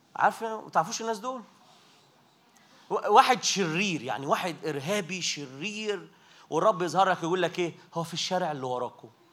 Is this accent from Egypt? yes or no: yes; Minya, Minya Governorate, Egypt; انا متجاي من المنيا